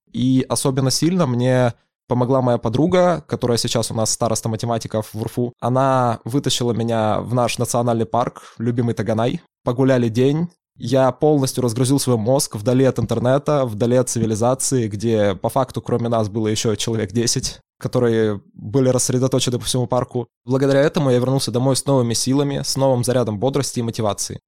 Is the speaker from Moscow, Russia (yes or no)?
no; Zlatoust, Chelyabinsk Oblast, Russia; moved away as an adult; now in Yekaterinburg, Russia; Я из Златоуста, Челябинская область. Учился я в самой обычной МАУСОШ номер 9